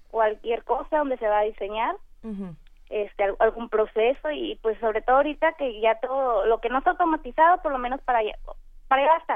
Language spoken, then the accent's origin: Spanish; Culiacán, Sinaloa, Mexico; Yo soy de Culiacán, Sinaloa.